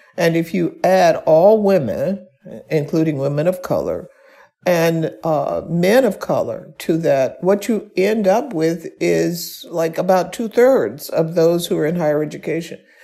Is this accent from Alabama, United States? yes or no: yes; Birmingham, Alabama, United States; I was born and raised in Birmingham, Alabama.